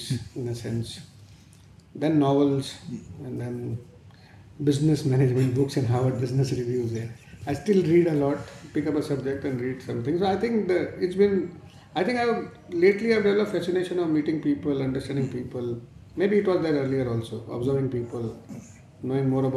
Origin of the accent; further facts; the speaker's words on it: Mumbai, Maharashtra, India; I come from South Mumbai, come from a trading family. My grandfather had moved to India from Rajasthan and we were textile traders. I went to a nearby school which was on my road only